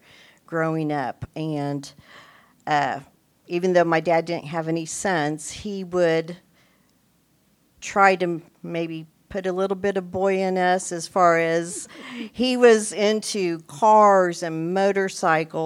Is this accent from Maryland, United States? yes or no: no; Topeka, Kansas, United States; I was born and raised here in Topeka, Kansas, 60 years ago